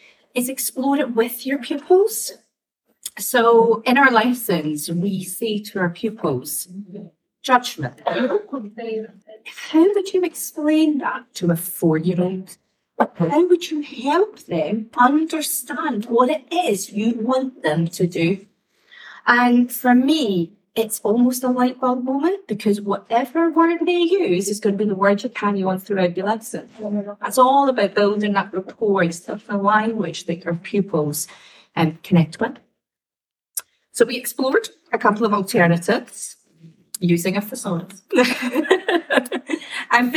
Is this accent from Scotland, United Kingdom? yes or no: yes; Scotland, United Kingdom; I'm the Scottish girl.